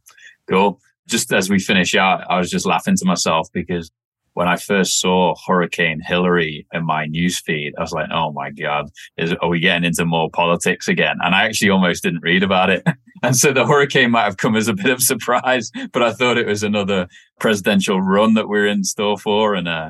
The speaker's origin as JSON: {"language": "English", "town": "Wirral", "region": "North West England", "country": "United Kingdom", "tie": "born or raised there", "also_born_or_lived": "Australia", "accent": "messed up", "said": "So born and raised just outside of Liverpool, England, on a little peninsula called the Wirral. It sits between North Wales and Liverpool."}